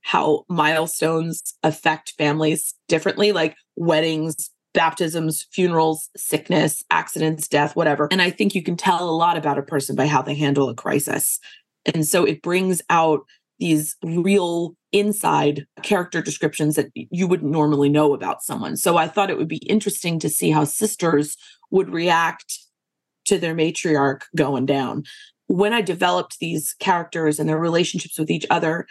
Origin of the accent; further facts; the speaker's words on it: Northeast, United States; moved away as an adult; also born or lived in Lowcountry, South Carolina / Charleston, South Carolina / New York; now in South Carolina, United States; I grew up in the Northeast